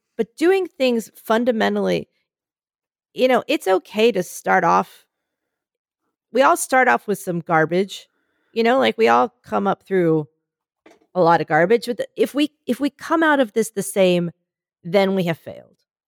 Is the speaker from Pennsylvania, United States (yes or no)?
yes; Philadelphia, Pennsylvania, United States; moved away; I come from Philadelphia. I come from that area that everyone's like, "It's one of those really critical areas for the election